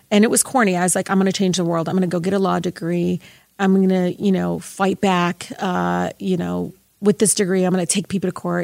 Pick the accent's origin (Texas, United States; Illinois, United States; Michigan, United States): Michigan, United States; Detroit; I grew up in Southwest Detroit